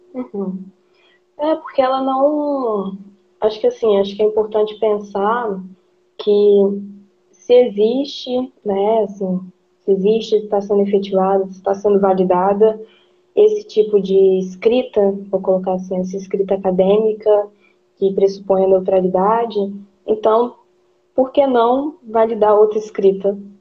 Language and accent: Portuguese; Brazil; enquanto brasileiro